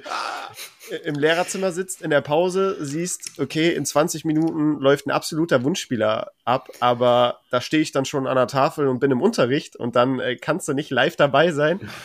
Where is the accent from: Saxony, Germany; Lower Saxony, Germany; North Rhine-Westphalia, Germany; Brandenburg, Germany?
North Rhine-Westphalia, Germany; Cologne; ich komme ja aus Köln